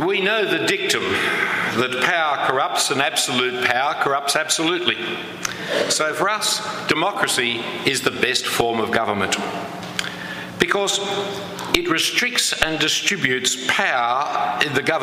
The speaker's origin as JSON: {"language": "English", "country": "Australia", "said": "as you can clearly hear from my lack of accent, I come from a different land than yours"}